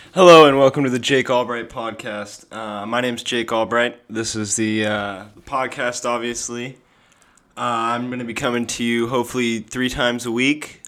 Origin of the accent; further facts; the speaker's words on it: Sun Valley, Idaho, United States; moved away; also born or lived in Phoenix, Arizona / San Diego, California; I am from Sun Valley, Idaho, originally. I have lived in Phoenix, Arizona, and San Diego, California, as well